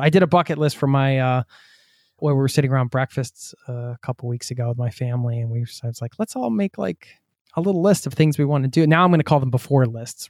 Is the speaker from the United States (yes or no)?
yes; United States; moved away